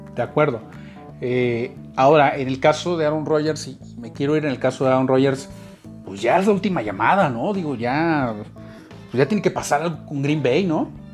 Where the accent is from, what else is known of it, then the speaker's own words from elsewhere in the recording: Mexico; nosotros como mexicanos